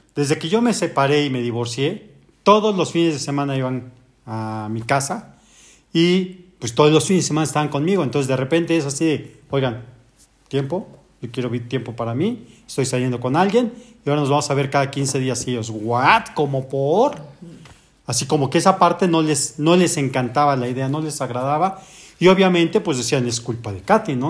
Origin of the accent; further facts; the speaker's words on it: Mexico; como buen mexicano